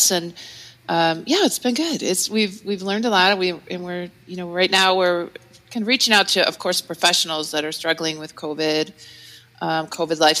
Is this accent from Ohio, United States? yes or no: yes; Cleveland, Ohio, United States; we're from Cleveland, Ohio